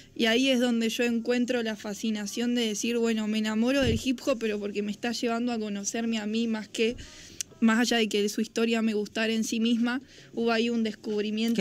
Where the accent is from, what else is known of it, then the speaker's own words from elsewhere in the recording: Carlos Casares, Buenos Aires Province, Argentina; moved away as an adult; also born or lived in Mar del Plata; now in Buenos Aires, Argentina; yo nací en Mar del Plata, todo esto surge en Carlos Casares, yo me mudo a Carlos Casares a los tres